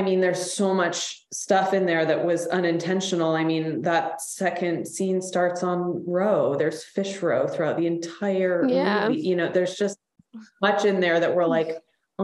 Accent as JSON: {"language": "English", "town": "Austin", "region": "Texas", "country": "United States", "tie": "born or raised there", "said": "my hometown of Austin, Texas"}